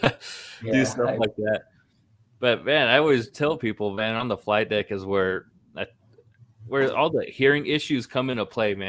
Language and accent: English; Northern California, United States; I'm from California, Northern California originally.